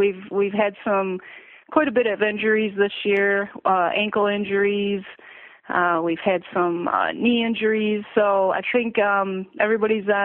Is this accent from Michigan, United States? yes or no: yes; Romeo, Michigan, United States; I'm a graduate from Romeo High School. I graduated in 1987